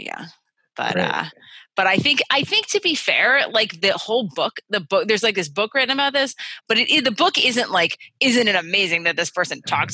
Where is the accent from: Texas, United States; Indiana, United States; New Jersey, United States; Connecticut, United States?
Connecticut, United States; I grew up in Connecticut.